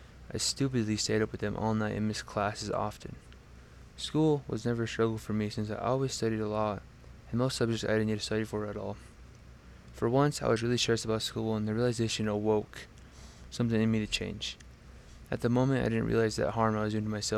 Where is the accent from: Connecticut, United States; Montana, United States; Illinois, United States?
Montana, United States; now in Laramie, United States; I was born in Montana